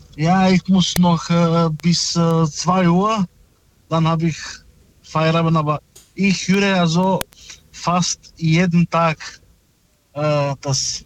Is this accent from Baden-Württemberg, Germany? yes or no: yes; Stuttgart, Baden-Württemberg, Germany; ich komme aus äh, Stuttgart